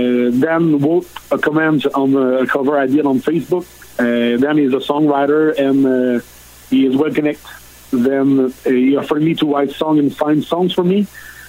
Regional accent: Odette, southern Quebec, Canada; accent: French; first language French; English is a second language; I'm from Odette. It's a small town in southern Quebec. My father was a maple syrup producer

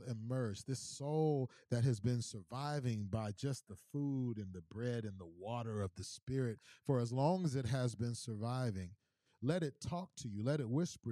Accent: Missouri City, Texas, United States; I'm from Houston, born and bred, from H-Town down, 77489 for the nose who know, Mo City

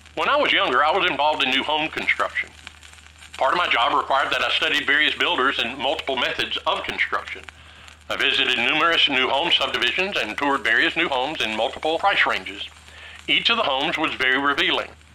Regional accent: Tennessee, United States; I grew up in Tennessee, a landlocked state

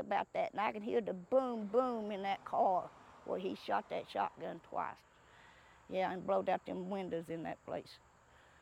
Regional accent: Appalachia, United States; born or raised there

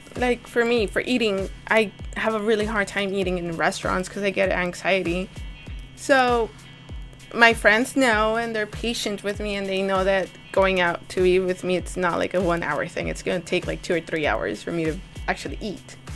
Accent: Monterrey, Nuevo León, Mexico; moved away; also born or lived in Hidalgo, Texas; I was born in Monterrey. I come from a very Mexican Catholic family

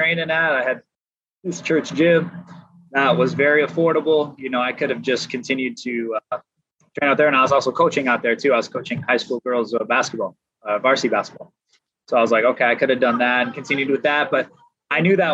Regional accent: Vancouver, Washington, United States; moved away as an adult; also born or lived in Kansas; Played near Portland, Oregon, so I'm from the Northwest. Vancouver, Washington, to be exact, Evergreen High School

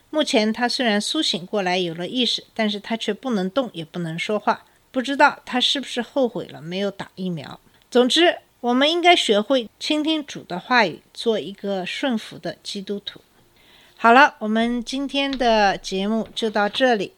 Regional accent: China; now in United States; 作为中国人

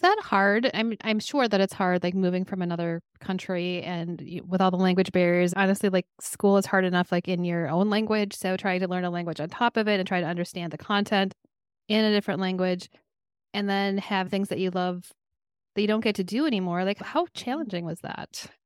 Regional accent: Minnesota, United States; also born or lived in Colorado; I was born in Colorado, but I lived in I've lived in Minnesota since I was 7

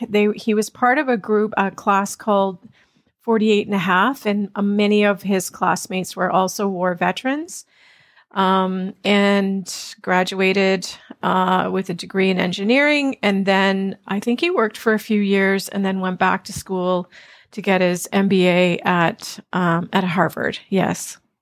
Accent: Ontario, Canada; also born or lived in Toronto; So, yes, I grew up in Canada and mostly in Ontario.

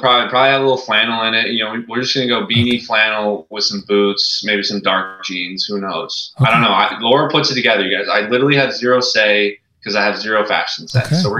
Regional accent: Montana, United States; now in Seattle, United States; I'm a kid from Montana

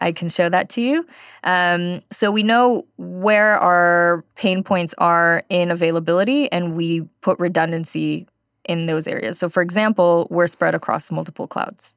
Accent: California, United States; moved away as an adult; now in Israel; I am actually originally from California, worked in the Bay Area, was a developer there and then a team lead

